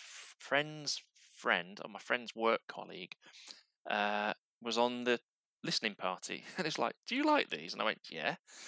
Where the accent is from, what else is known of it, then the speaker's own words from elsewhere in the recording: Barnsley, Yorkshire and the Humber, United Kingdom; growing up in Barnsley